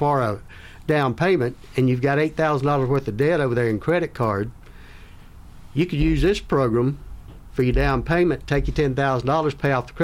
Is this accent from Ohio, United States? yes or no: no; South Carolina, United States; now in Florida, United States; I grew up in South Carolina